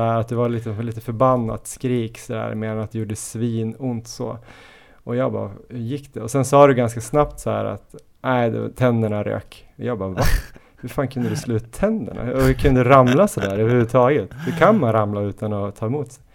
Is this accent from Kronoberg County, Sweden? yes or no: no; Jämtland, Sweden; now in Stockholm, Sweden; vi är ju alla från Jämtland